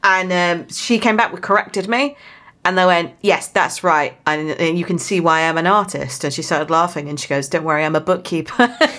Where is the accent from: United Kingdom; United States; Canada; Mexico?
United Kingdom; South West England; But for my original accent where I'm from in Somerset, they add an L on the end.